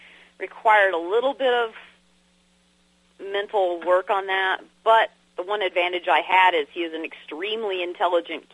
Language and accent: English; San Diego, California, United States; moved away as an adult; also born or lived in Arkansas; now in Kentucky, United States; I was born in San Diego, California